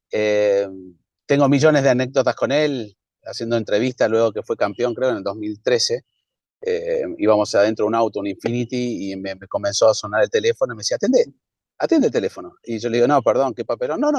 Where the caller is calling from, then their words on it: Resistencia, Chaco, Argentina; de Resistencia Chaco Argentina.